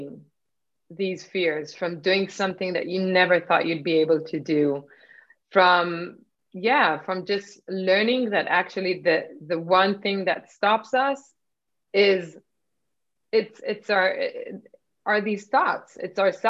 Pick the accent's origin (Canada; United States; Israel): Israel; born or raised there; moved away; also born or lived in Nigeria